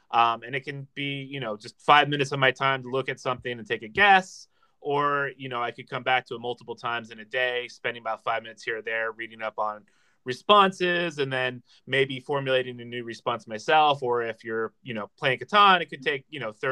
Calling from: Reston, Virginia, United States; I am currently recording from Reston, Virginia, which is about 30 minutes outside the nation's capital of DC.

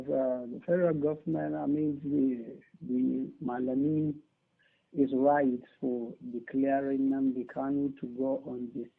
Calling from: Tanzania; I'm calling you from Tanzania.

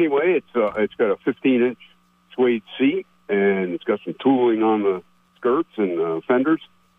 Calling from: Plattsburgh, New York, United States; calling from Plattsburgh again.

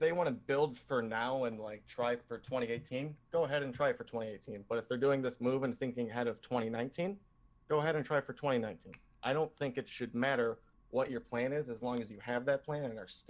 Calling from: Toledo, Ohio, United States; Toledo, Ohio.

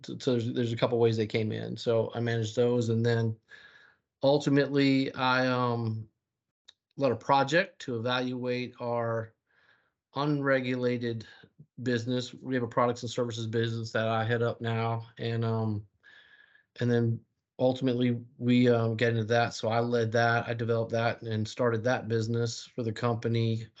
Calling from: Charlotte, North Carolina, United States; I'm calling in from Charlotte, North Carolina.

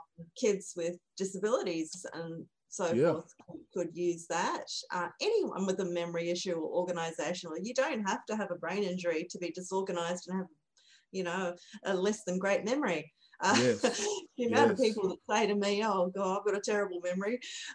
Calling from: Brisbane, Queensland, Australia; I'm from Brisbane, Australia.

